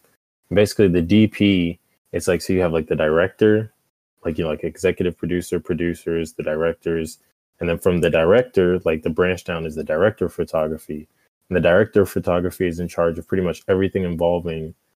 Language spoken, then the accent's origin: English; Atlanta, Georgia, United States; also born or lived in Jacksonville, Alabama; I'm from Atlanta, Georgia, just about a couple minutes south of Georgia.